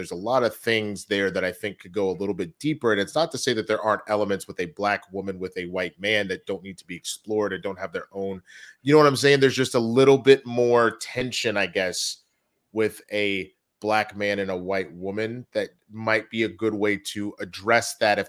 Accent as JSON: {"language": "English", "region": "Texas", "country": "United States", "said": "I'm also from Texas."}